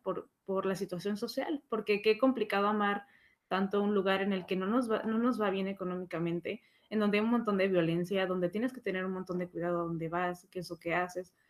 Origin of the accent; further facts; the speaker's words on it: Mexico; nosotros mexicanos que tenemos una historia sumamente extensa